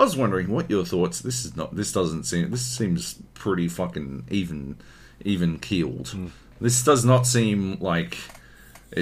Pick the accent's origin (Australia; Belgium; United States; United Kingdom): Australia; Queensland; I'm a Queenslander